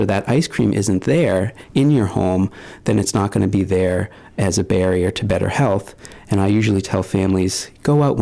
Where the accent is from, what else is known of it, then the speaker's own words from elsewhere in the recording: Maine, United States; I spent a lot of time growing up in Maine, so it feels very much like home